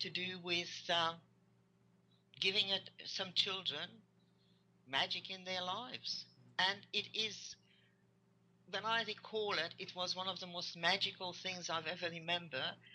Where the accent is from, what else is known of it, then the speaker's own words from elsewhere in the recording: Hungary; English is a second language; moved away; I came from Hungary